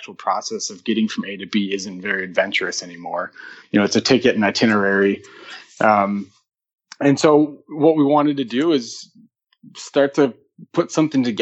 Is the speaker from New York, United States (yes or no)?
no; southern Wisconsin, United States; moved away as an adult; now in Chicago, United States; I grew up in the country in southern Wisconsin on a farm